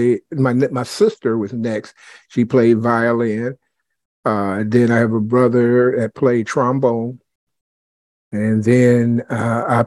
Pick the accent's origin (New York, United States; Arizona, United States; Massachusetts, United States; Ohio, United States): Ohio, United States; Dayton; also born or lived in Clayton, Ohio; I'm originally from the Dayton area